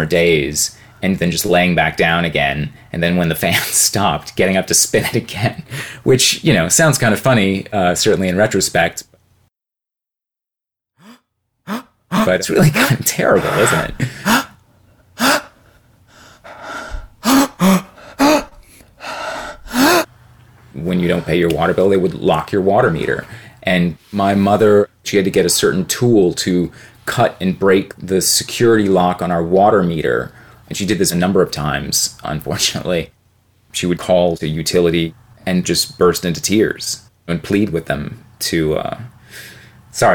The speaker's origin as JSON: {"language": "English", "town": "Metairie", "region": "Louisiana", "country": "United States", "tie": "born or raised there", "moved": "yes", "lives_now": "Austin, United States", "said": "I grew up in New Orleans, mostly in Metairie, which is a suburb"}